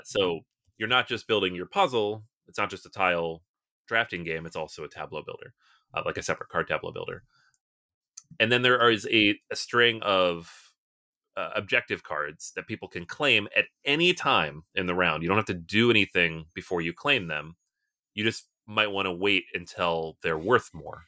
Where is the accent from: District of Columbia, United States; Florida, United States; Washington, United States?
Washington, United States; Seattle; moved away; I'm originally from Seattle